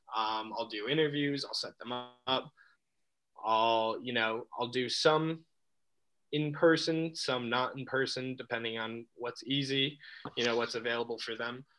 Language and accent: English; Albany, New York, United States; also born or lived in Buffalo / Syracuse; now in Binghamton, United States; I was born in Buffalo, um, and then I moved to Albany when I was about five. Um, and that's probably where I grew up